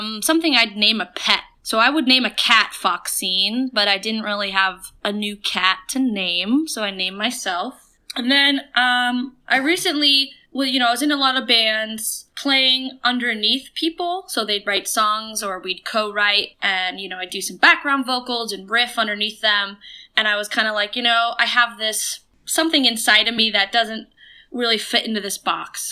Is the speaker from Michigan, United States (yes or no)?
no; Portland, Maine, United States; moved away as an adult; now in San Diego, United States; Born and raised in Portland, Maine. And when I was 18, I moved out to San Diego